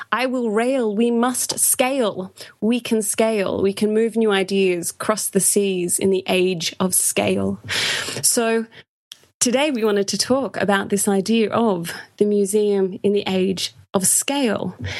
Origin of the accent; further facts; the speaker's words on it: Australia; accent: Australian; I am from Australia